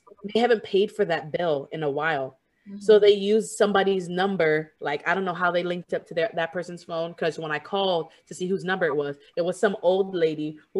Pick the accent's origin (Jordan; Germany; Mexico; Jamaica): Jamaica; I'm Jamaican too